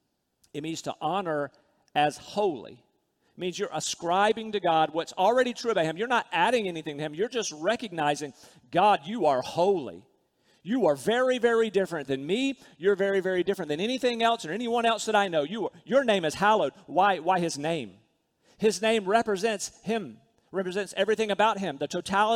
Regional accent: Rocky Mount, North Carolina, United States; When I was a little boy growing up in Rocky Mount, North Carolina, I lived pretty

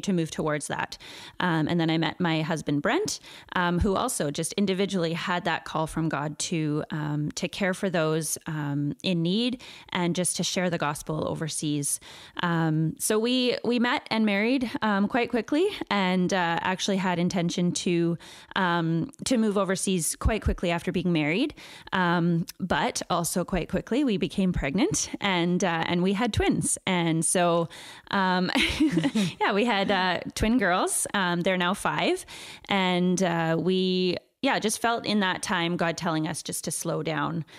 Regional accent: Chilliwack, British Columbia, Canada; I grew up in Chilliwack

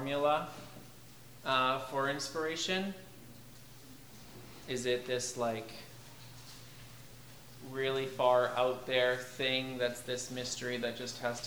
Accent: Victoria, British Columbia, Canada; moved away as an adult; also born or lived in London, England; I grew up in Victoria.

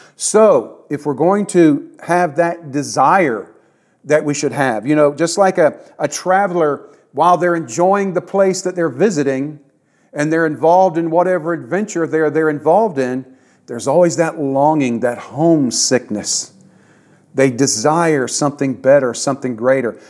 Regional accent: United States; Yes, I am an American. I was raised in America.

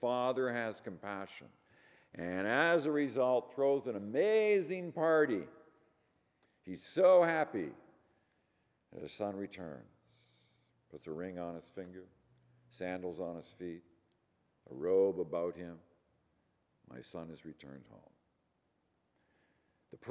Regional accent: Ireland; I'm Irish

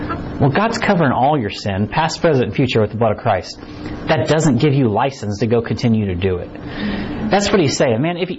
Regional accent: United States; born there; And we like to think that, well, I was born in America, right? And I root for the Chiefs

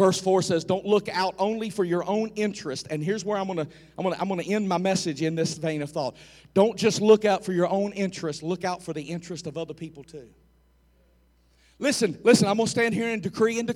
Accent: United States; I'm an American

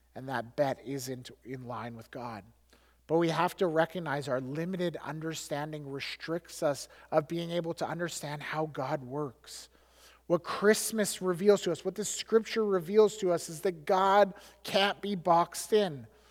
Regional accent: Alberta, Canada; I grew up in Alberta.

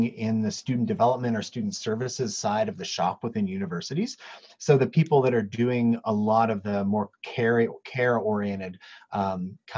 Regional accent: United States; now in Edmonton, Canada; I'm from the States originally

